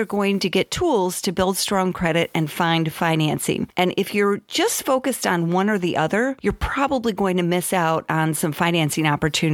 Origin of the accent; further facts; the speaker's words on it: Southwest Michigan, United States; moved away; I grew up in Southwest Michigan.